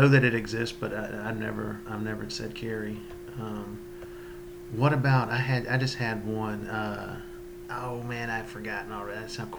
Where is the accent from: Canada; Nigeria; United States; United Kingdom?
United States; Union City, Georgia; accent: Southern; I grew up in Union City